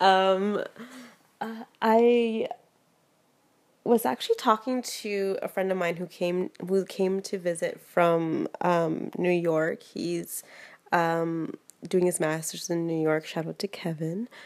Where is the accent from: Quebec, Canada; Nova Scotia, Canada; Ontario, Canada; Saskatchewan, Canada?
Ontario, Canada; Toronto; moved away; also born or lived in Houston; I was born in Toronto and like raised there for like raised here for half my life